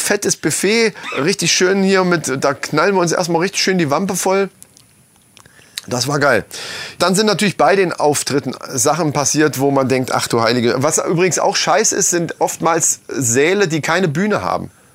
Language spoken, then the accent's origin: German; Lohfelden, Hesse, Germany; wir sind in Lofelden aufgewachsen